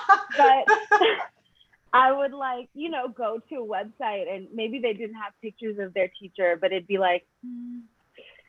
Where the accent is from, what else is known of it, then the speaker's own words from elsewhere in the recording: New York City, New York, United States; now in Los Angeles, United States; I'm from Brooklyn, New York. I live in LA now with my dog.